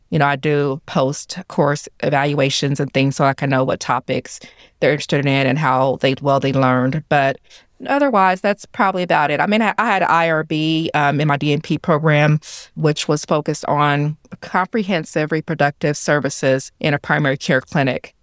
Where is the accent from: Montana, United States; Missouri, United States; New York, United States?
Missouri, United States; Kansas City; I'm right here from Kansas City. I graduated from Ruskin High School